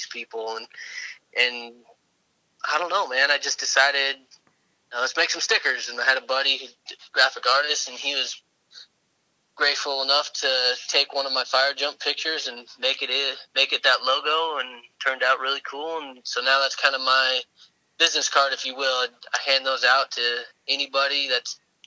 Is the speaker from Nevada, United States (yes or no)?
yes; Las Vegas, Nevada, United States; I was born and raised in Las Vegas, Nevada.